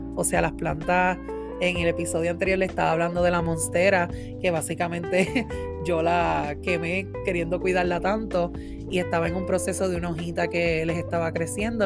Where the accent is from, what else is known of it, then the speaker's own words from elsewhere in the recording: Puerto Rico; moved away as an adult; now in Massachusetts, United States; Yo hace ya un año y medio que me mudé de Puerto Rico. Tuve que dejar, ¿verdad? Mi isla hermosa Puerto Rico